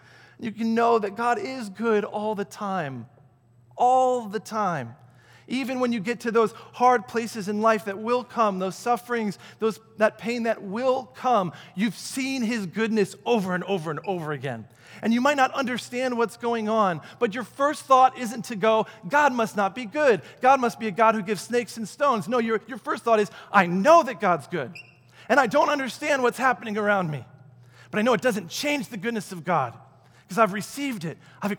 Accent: Michigan, United States; And we're going from Michigan, where I grew up, back to Aurora to plant the church that fall.

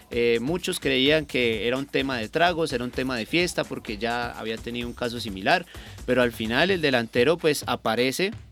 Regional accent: Colombia; son cosas que nos pasan aquí como colombianos también que hay que empezar a revisar.

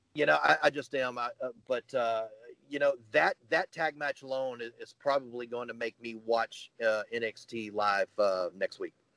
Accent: the South, United States; I grew up here in the South

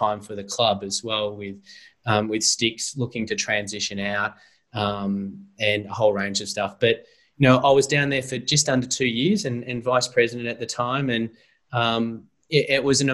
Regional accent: Eltham, Victoria, Australia; growing up in Eltham, I used to go around the backyard kicking the footy

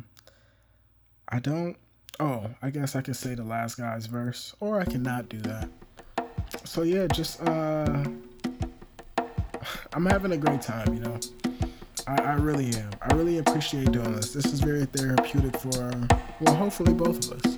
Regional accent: East Coast, United States; I'm from the East Coast

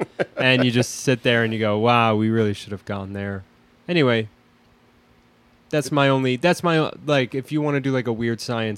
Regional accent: Connecticut, United States; I grew up in Connecticut.

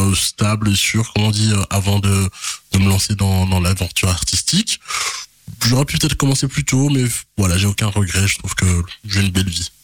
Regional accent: Charleroi, Wallonia, Belgium; also born or lived in Kinshasa; je suis né à Kinshasa. Puis, j'ai grandi à, à, Marcinelle. Euh, voilà, c'est Charleroi, c'est ma ville

